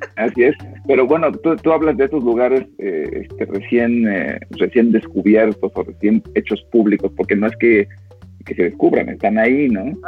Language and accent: Spanish; Aguascalientes, Mexico; En, en Aguascalientes, de donde yo soy